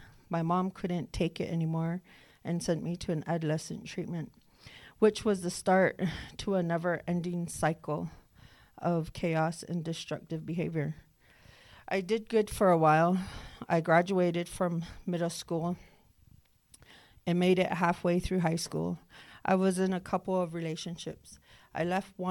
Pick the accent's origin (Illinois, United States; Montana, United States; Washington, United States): Montana, United States; Northern Cheyenne Reservation; I'm from the Northern Cheyenne Reservation